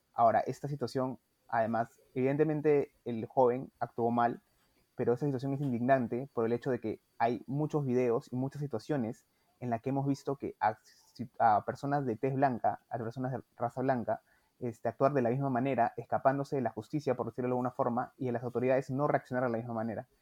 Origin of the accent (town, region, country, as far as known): Peru